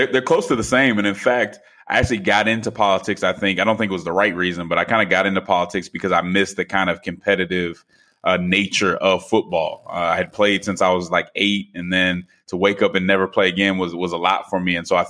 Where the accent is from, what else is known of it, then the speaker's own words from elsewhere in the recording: Denver, Colorado, United States; Sure. So I grew up in Denver, Colorado. My mother's a PK, so I grew up in the church